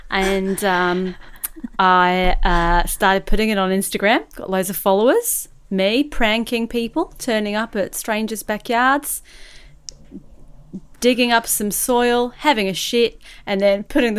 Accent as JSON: {"language": "English", "country": "Australia", "lives_now": "United Kingdom", "said": "I now live in the UK, but I'm actually from Oz."}